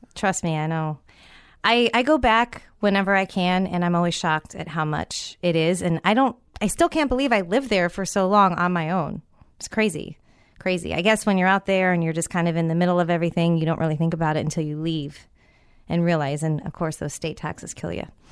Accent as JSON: {"language": "English", "town": "San Francisco", "region": "California", "country": "United States", "tie": "born or raised there", "also_born_or_lived": "Tampa Bay", "moved": "yes", "said": "my hometown of San Francisco"}